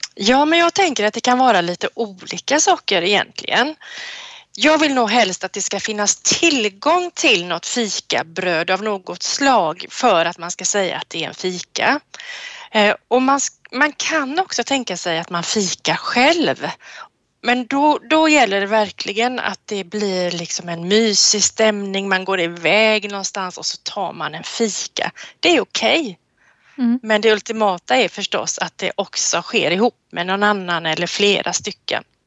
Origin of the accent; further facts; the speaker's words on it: Sweden; Som svensk